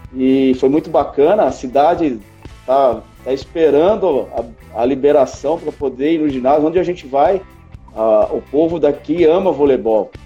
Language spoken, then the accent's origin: Portuguese; Americana, São Paulo, Brazil; now in Araçatuba, Brazil; eu sou de Americana, né? Eu sou aí de, da região de Campinas ali